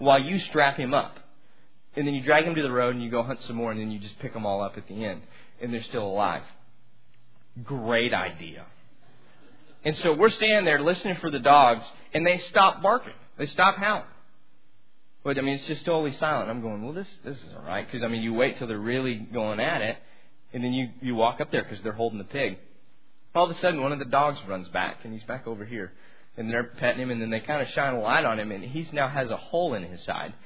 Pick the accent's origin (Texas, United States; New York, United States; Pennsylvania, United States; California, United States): Texas, United States; Amarillo; I'm from Amarillo, and I grew up, Amarillo's like a big small town.